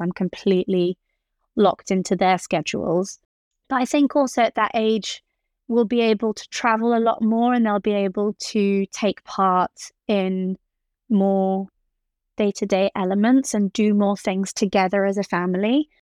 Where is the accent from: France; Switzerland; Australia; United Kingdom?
Switzerland; Geneva; growing up in Geneva